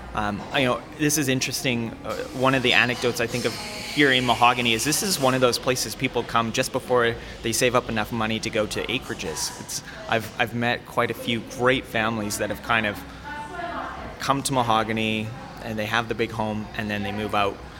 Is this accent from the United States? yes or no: no; Calgary, Alberta, Canada; I grew up in North Calgary and seldom came south